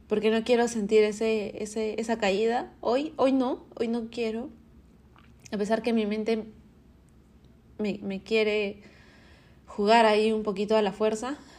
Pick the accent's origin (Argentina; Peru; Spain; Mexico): Peru; Arequipa; now in Lima, Peru; Arequipa, de donde soy, Perú. Pero este año quise recibirlo en Lima, donde vivo